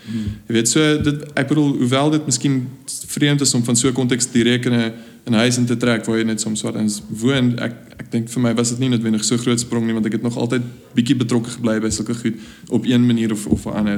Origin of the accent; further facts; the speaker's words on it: South Africa; ons rol as jong die volgende generasie Afrikaners wat daadwerklik besluit het om in Suid-Afrika agter te bly